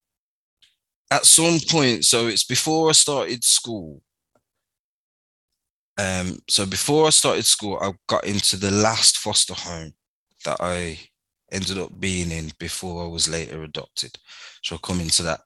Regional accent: Birmingham, West Midlands, United Kingdom; I was born in Birmingham, St. Elizabeth Hospital on the 5th of the 12th, 1985.

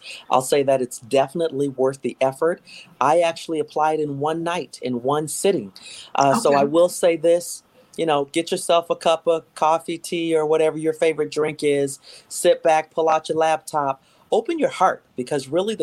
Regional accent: Minnesota, United States; also born or lived in Houston, Texas; I am a Minnesotan. I was born in Houston, Texas, but I was raised here from the age of two

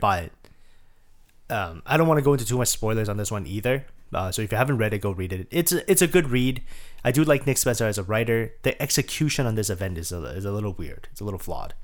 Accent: Taiwan; I'm from Taiwan

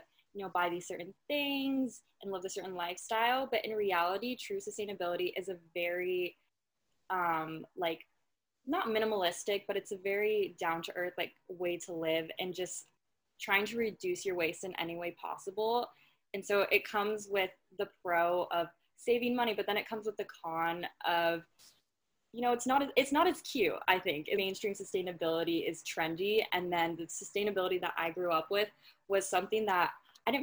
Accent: Los Angeles, California, United States; I grew up in a town called San Pedro, which is technically connected to Los Angeles

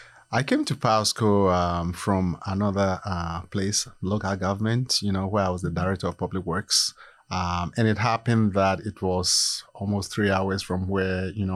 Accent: Ghana; moved away as an adult; also born or lived in Iowa / Virginia / Florida; now in United States; No, originally I'm from Ghana, West Africa.

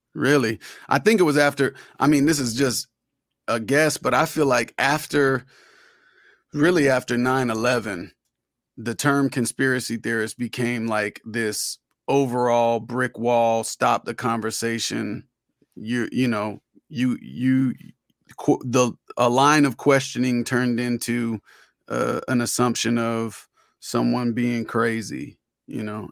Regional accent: Orlando, Florida, United States; I grew up in Orlando

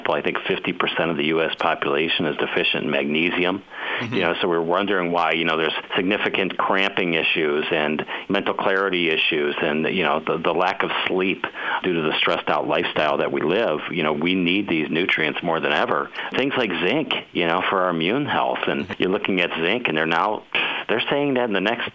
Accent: Cleveland, Ohio, United States; I grew up in Cleveland, Ohio.

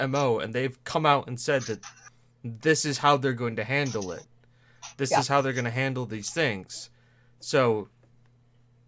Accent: United States; I am an American.

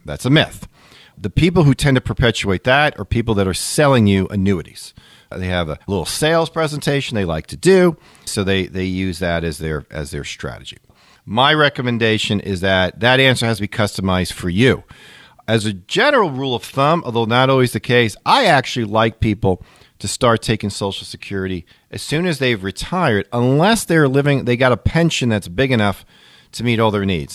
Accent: Long Island, New York, United States; the New York area where I grew up in Long Island

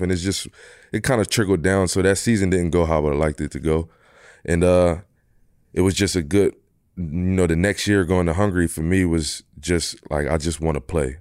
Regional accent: Philadelphia, Pennsylvania, United States; moved away; I'm from Philly, I'm from Philly

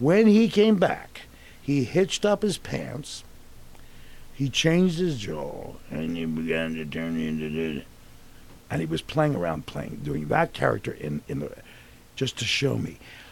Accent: Philadelphia, Pennsylvania, United States; I'm from Philly

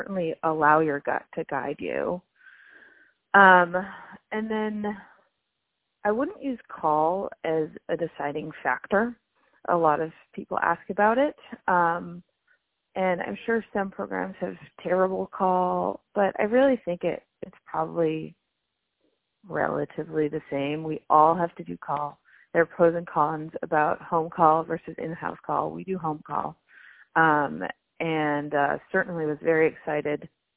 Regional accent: Manhattan Beach, California, United States; moved away as an adult; also born or lived in Michigan; I'm from Manhattan Beach, California. It's in the LA area.

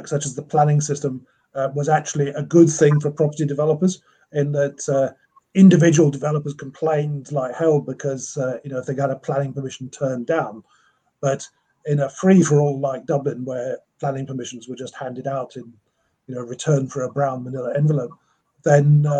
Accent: Isle of Man; also born or lived in Cape Town, South Africa; now in Scotland; I grew up on the Isle of Man, where we had a farm. And then in the mid-1970s, my parents decided to emigrate to South Africa. So I finished high school in Cape Town

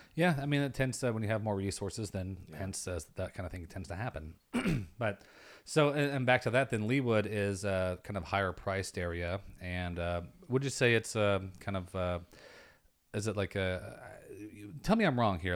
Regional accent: Western Kansas, United States; I'm from Western Kansas

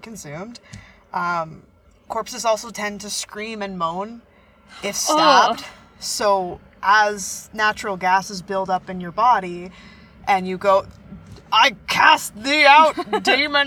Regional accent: Canada; We're from Canada

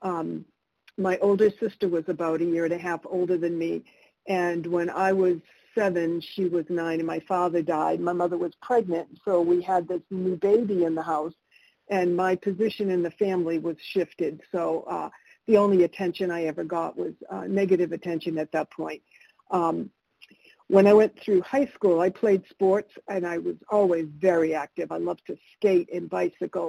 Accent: United States; English is a second language; also born or lived in Argentina; I moved to the United States when I was three, so I consider myself always having lived here

